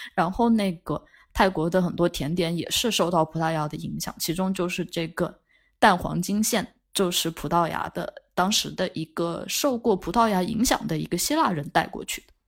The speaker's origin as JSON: {"language": "Chinese", "region": "Yunnan", "country": "China", "moved": "as an adult", "lives_now": "France", "said": "我们云南人，云南人就吃牛肉都是隔壁老马是杀的牛"}